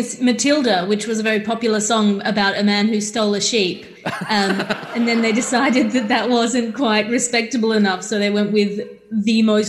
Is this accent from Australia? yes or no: yes; Australia; As you know, I'm from Australia